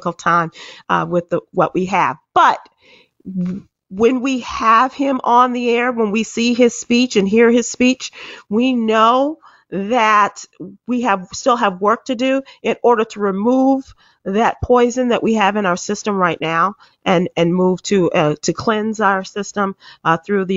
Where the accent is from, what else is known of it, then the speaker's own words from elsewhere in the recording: Chicago, Illinois, United States; now in Fort Worth, United States; my hometown of Chicago.